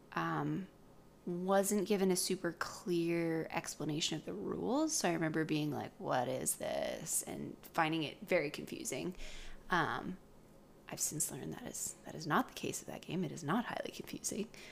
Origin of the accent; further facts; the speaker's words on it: British Columbia, Canada; also born or lived in Oregon; I moved up to British Columbia when I was pretty young.